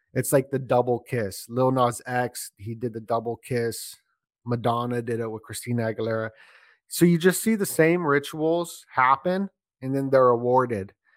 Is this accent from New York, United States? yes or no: no; Las Vegas, Nevada, United States; I grew up in Vegas, so when I was a little kid